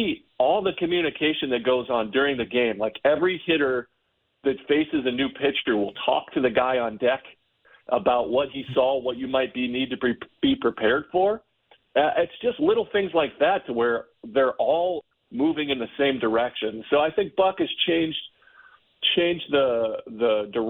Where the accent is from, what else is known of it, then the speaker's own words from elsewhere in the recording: Ohio, United States; also born or lived in Tennessee; I was raised in Ohio